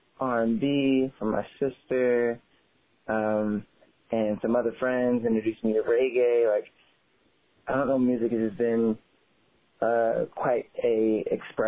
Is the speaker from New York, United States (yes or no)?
no; Tallahassee, Florida, United States; growing up in Tallahassee, Florida, definitely felt like home completely